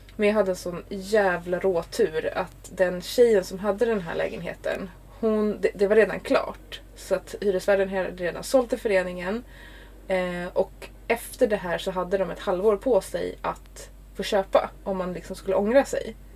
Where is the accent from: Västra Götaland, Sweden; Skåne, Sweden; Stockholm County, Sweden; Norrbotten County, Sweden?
Stockholm County, Sweden; Stockholm; also born or lived in Ingarö; jag kommer från Stockholm. Mm. I Sverige. I Sverige. I Sverige. Jag är uppvuxen i Högdalen